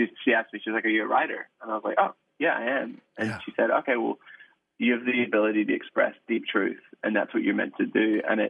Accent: Ireland; So we grew up in the Salvation Army in Ireland.

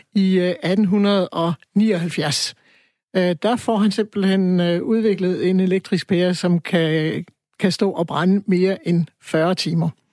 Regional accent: Aarhus, Central Denmark Region, Denmark; jeg er født, jeg er født og opvokset i Aarhus

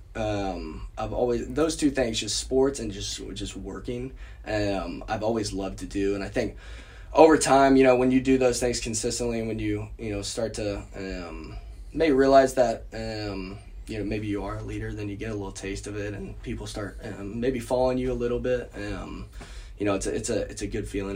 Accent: Tulsa, Oklahoma, United States; I grew up in in Tulsa

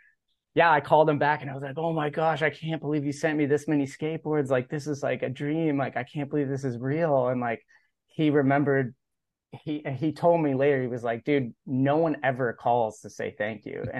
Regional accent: Alta Loma, California, United States; also born or lived in Cincinnati, Ohio; I was raised in Alta Loma, California, which is sort of near where Rancho Cucamonga is

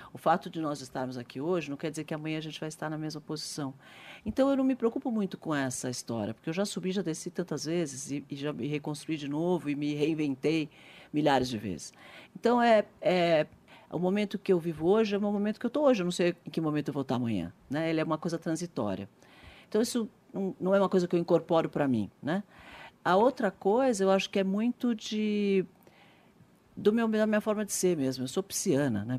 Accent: Brazil; Eu sou brasileira, adoro o Brasil. Sou muito patriota

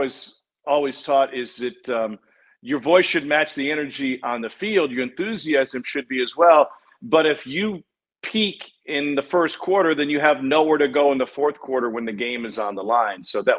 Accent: Columbia, Missouri, United States; moved away; growing up in Columbia, Missouri, a college town

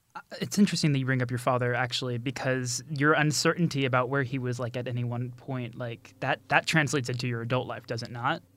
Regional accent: United States; moved away; I'm American

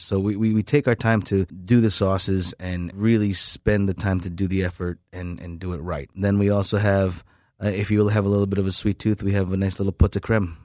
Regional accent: New York City, New York, United States; moved away; I didn't grow up here, unfortunately, but I grew up in Queens, New York

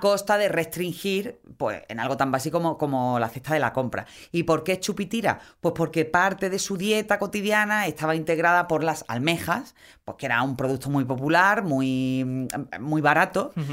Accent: Málaga, Andalusia, Spain; yo nací en Cristo de la Epidemia

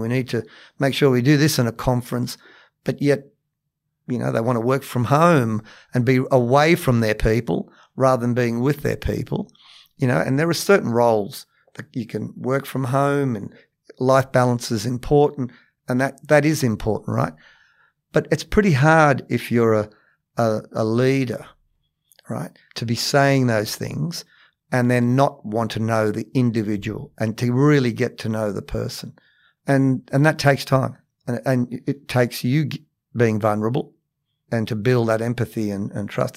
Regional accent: Cabramatta, New South Wales, Australia; also born or lived in Matraville; I grew up in Cabramatta

